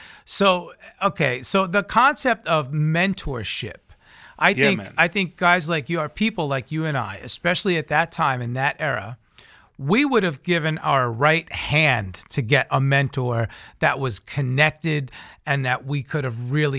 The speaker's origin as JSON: {"language": "English", "town": "Long Island", "region": "New York", "country": "United States", "said": "I remember when I was around that high school age, and I'm from Long Island, New York, so I came up with … and …."}